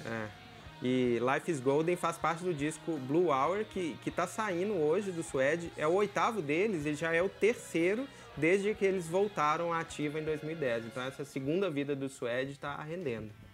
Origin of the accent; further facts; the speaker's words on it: Minas Gerais, Brazil; A gente que é da terra do …, vamos conversar aqui, a gente é mineiro raiz